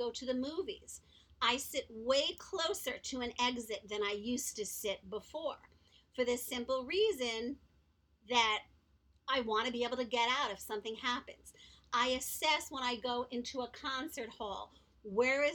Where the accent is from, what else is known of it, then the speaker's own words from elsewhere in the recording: New York City, New York, United States; also born or lived in Long Beach, Long Island, New York; Growing up in Manhattan, I went to private school, and then I moved to Long Beach, Long Island, which is also a city. I went to public school there